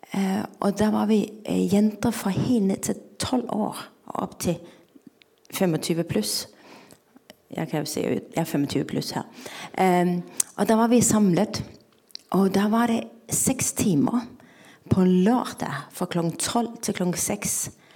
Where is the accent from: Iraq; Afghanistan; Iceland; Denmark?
Denmark; Norwegian is a second language; now in Norway; Jeg kommer fra Danmark, som dere sikkert hører